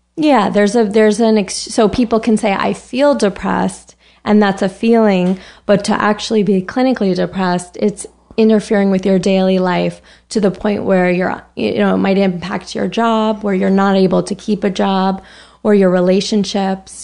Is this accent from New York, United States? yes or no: yes; Larchmont, New York, United States; moved away as an adult; also born or lived in Boston / San Francisco; now in New York, United States; I grew up in New York. I'm from Westchester